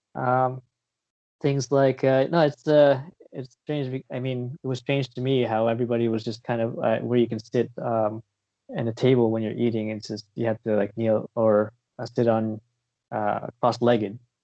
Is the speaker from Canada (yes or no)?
yes; Windsor, Ontario, Canada; also born or lived in South Korea / United Kingdom; now in Vancouver, Canada; I'm a Filipino Canadian, uh, from originally from Windsor, Ontario, but uh, right now I live in uh, around the Vancouver area in uh, BC